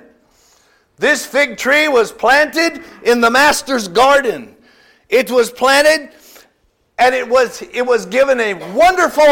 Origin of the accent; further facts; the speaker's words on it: California, United States; moved away; I'm from California. I remember that Hanford sandy loam out there